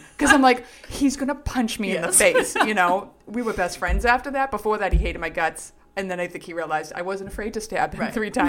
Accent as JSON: {"language": "English", "town": "Revere", "region": "Massachusetts", "country": "United States"}